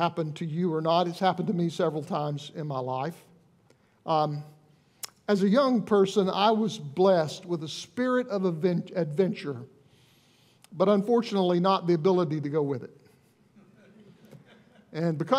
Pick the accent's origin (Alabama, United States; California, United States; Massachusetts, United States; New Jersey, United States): Alabama, United States; We're from Alabama